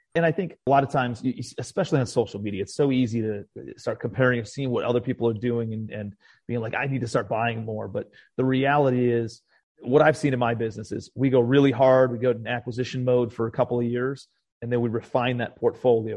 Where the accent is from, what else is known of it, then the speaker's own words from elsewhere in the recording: Cleveland, Ohio, United States; moved away as an adult; also born or lived in New York City; now in Charleston, United States; I'm a kid from Cleveland, Ohio originally